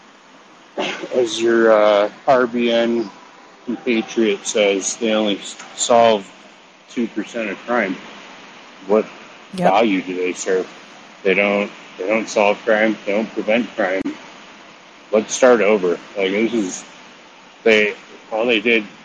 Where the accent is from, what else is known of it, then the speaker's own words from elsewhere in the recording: Denver, Colorado, United States; I grew up in Denver in the south suburbs.